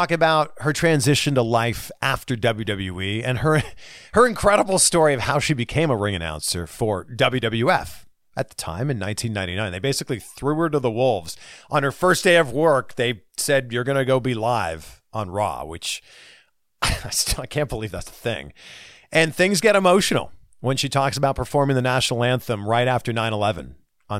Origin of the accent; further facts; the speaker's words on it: Canada; Canada. Great country. My country. My home country.